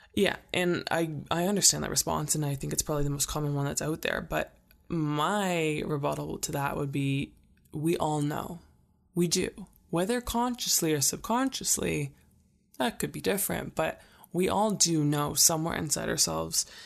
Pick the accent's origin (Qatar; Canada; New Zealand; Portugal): Canada; Calgary, Alberta; I live in Canada. I'm, I'm from Calgary